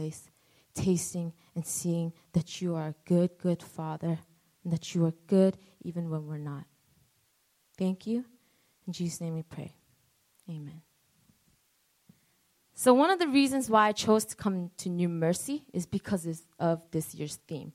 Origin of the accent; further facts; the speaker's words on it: New York City, New York, United States; now in New Jersey, United States; A lot of people say that I have an accent. So I'm not from Jersey. I'm from Queens, New York